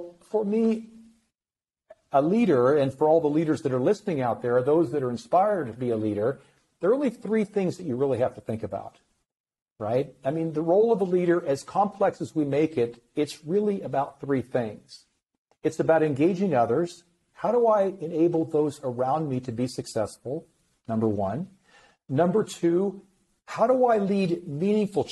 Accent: Iowa, United States; I grew up in Iowa, the Midwest

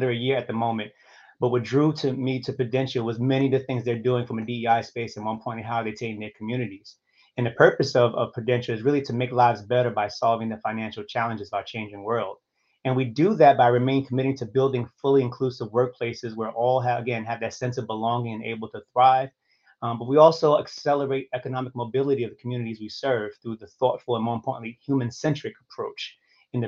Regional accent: New York City, New York, United States; I'm from New York City originally, specifically Harlem, and I grew up, in Harlem during the 70s and 80s

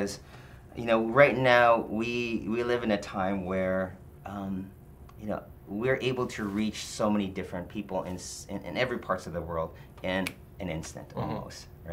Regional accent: Philippines; moved away; also born or lived in Detroit; when I grew up in the Philippines

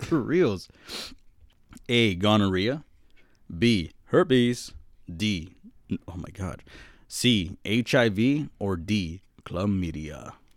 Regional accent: Boston, Massachusetts, United States; I'm from Boston

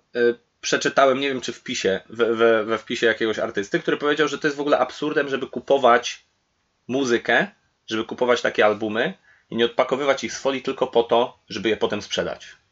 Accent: Poland; kiedy na przykład żyję w Polsce

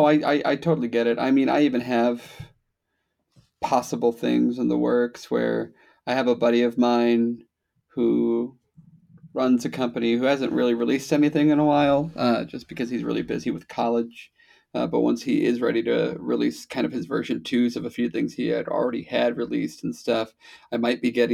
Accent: Wisconsin, United States; I'm from Wisconsin

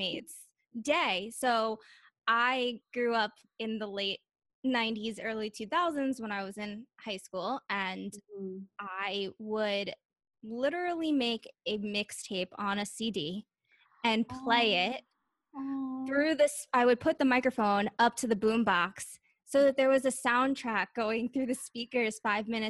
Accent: Long Island, New York, United States; also born or lived in Orlando / Los Angeles; I grew up in New York on Long Island

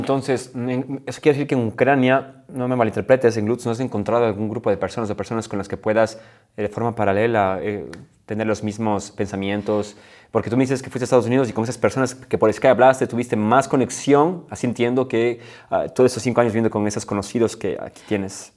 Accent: Ecuador; moved away as an adult; en mi país nunca damos la mano a una mujer

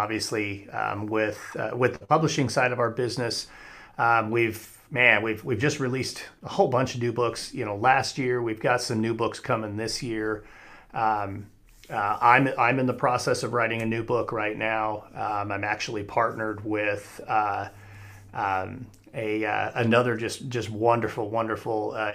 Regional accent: Casper, Wyoming, United States; moved away as an adult; also born or lived in Arizona / Colorado; I'm flying back into Casper, Wyoming, where I grew up

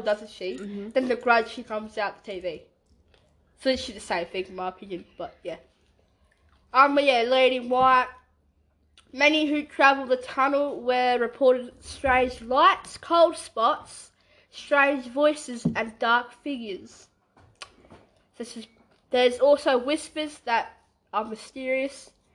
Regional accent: Western Australia, Australia; we're from West Australia

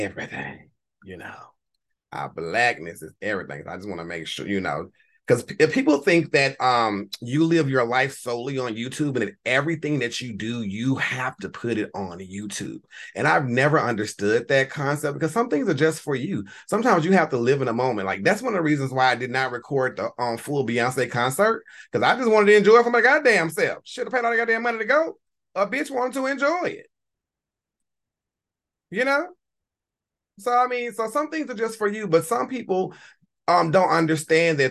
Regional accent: Louisiana, United States; I am a child of the South, born and bred in Louisiana. Not New Orleans, nowhere near New Orleans. I live 4 hours north of New Orleans

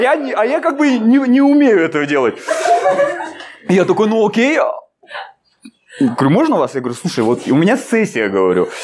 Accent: Almaty, Kazakhstan; я из Алматы

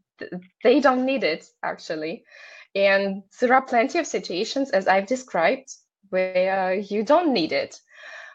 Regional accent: Belarus; first language Russian; English is a second language; moved away as an adult; now in Lithuania; I'm from Belarus

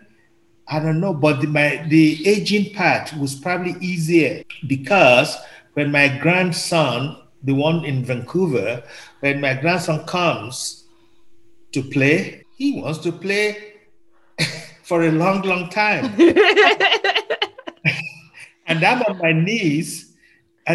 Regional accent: Nigeria; now in Canada; I'm originally from Nigeria, as a Yoruba

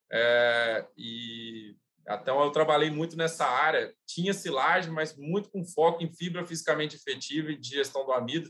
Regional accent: Juiz de Fora, Minas Gerais, Brazil; also born or lived in Lavras, Minas Gerais; eu sou, sou mineiro, sou natural de, de Juiz de Fora, Minas Gerais

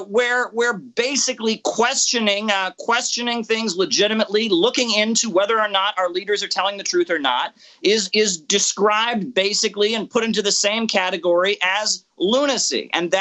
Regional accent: United States; as an American

